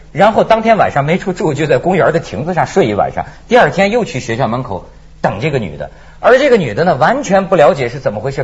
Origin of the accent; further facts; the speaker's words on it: China; 我们内地人